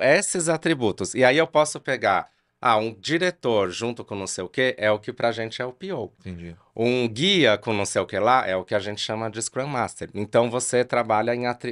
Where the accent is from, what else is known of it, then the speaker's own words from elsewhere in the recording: São Paulo, Brazil; now in Campinas, Brazil; eu moro em Campinas aqui já há muito tempo, mas eu sou de São Paulo